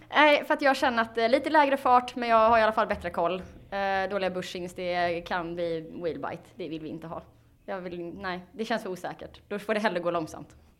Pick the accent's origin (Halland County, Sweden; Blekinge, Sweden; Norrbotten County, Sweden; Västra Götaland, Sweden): Halland County, Sweden; Falkenberg; Vi kommer från eh, Falkenberg.